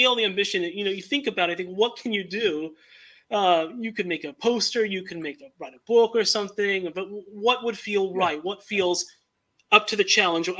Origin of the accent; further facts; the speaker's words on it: California, United States; moved away; also born or lived in Utah; I'm from California, but I was going to school in Utah at the time.